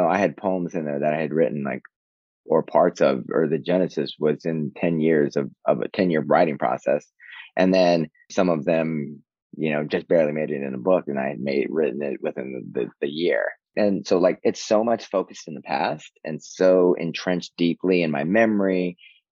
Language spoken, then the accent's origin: English; Southern California, United States; now in New York City, United States; I'm inextricably Californian, Southern Californian